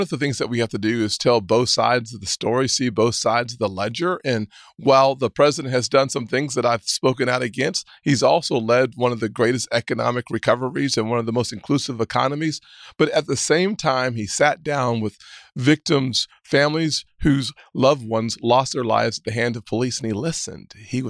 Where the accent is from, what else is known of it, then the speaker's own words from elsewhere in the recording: Deep South, United States; As an African-American growing up in the Deep South in the early 70s and 80s, the one thing we always wanted was to be judged by the content of our character